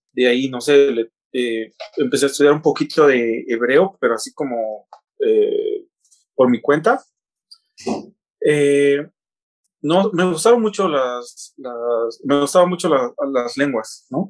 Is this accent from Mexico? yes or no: yes; Oaxaca, Mexico; moved away as an adult; now in China; yo nací en, Oaxaca, en una comunidad, una eh, ciudad llamada Oaxaca de León